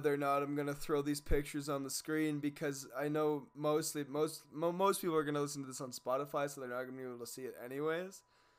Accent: Winnipeg, Manitoba, Canada; My hometown of Winnipeg

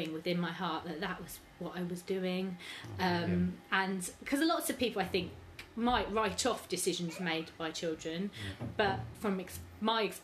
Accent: Reading, South East England, United Kingdom; I was born here in Reading, and I've got two sisters

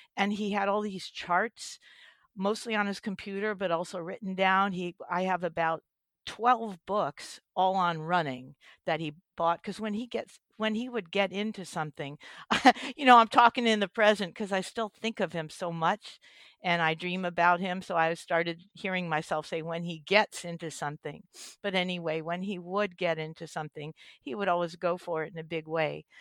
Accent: East Coast, United States; moved away as an adult; now in California, United States; I spent my youth back, uh, on the East Coast in, uh, New Jersey and New York, and I don't know if I still have a v, a little bit of an accent from

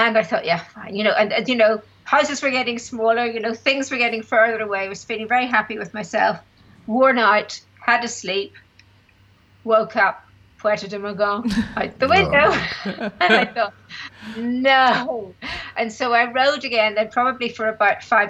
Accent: Belfast, Northern Ireland, United Kingdom; I was from Belfast

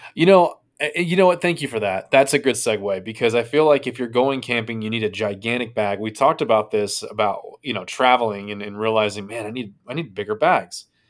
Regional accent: United States; we are lowly people from the States that know one language

